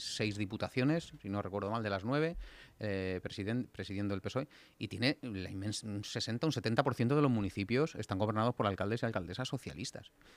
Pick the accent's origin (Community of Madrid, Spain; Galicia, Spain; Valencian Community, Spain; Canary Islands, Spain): Community of Madrid, Spain; Getafe; mis haters de Getafe. Anda la cosa revuelta por allí, por mi pueblo